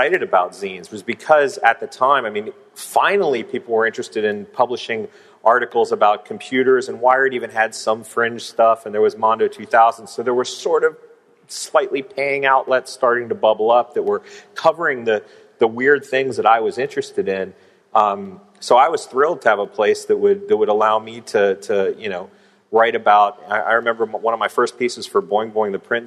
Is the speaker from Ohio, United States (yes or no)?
yes; Cincinnati, Ohio, United States; moved away as an adult; also born or lived in San Francisco; I was from Cincinnati, Ohio, and immersed in sort of the punk scene.